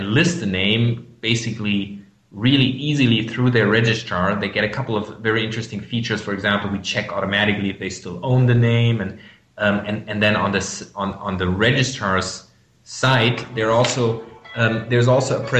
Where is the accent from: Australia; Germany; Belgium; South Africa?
Germany; accent: German; English is a second language; I'm from Germany. You might hear that from my accent